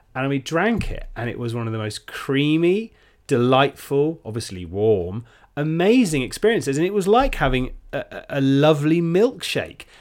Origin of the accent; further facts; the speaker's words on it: United Kingdom; we're British